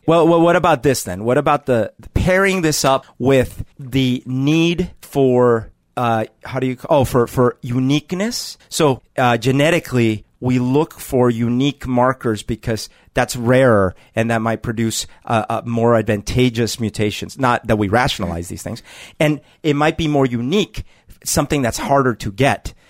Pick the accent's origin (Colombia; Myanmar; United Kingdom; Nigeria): Colombia; now in United States; Growing up in Colombia